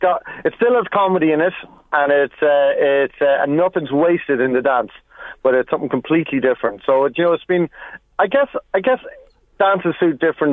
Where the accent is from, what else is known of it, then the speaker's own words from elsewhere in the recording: Kells, Leinster, Ireland; also born or lived in Cavan; Like, I grew up in Kells, but I spent all my summers in Leitrim, and I went to school in Cavan.